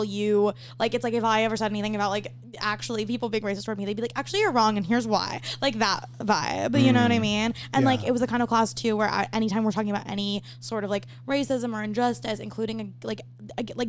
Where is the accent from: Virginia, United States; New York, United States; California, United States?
California, United States; Bay Area; moved away as an adult; also born or lived in Palo Alto / Tacoma, Washington; now in Los Angeles, United States; I'm from the Bay Area.